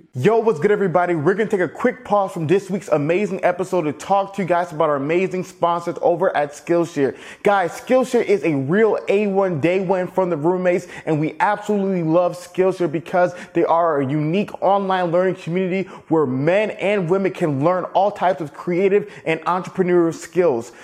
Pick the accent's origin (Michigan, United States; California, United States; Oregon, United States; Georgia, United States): Georgia, United States; Atlanta; also born or lived in Alabama; growing up in Atlanta